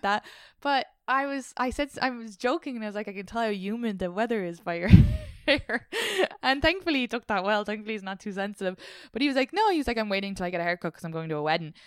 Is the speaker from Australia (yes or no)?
no; Ireland; now in New York, United States; Irish people and the way we interact